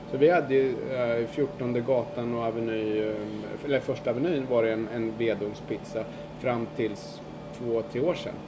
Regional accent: Sweden; now in New York, United States; som svensk

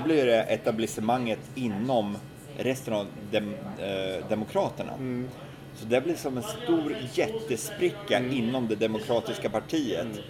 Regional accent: Sweden; now in New York, United States; jag som svensk

